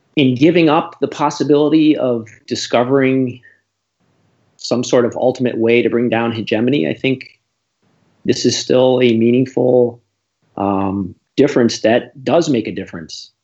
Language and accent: English; Vermont, United States; also born or lived in Navajo reservation; we're both from Vermont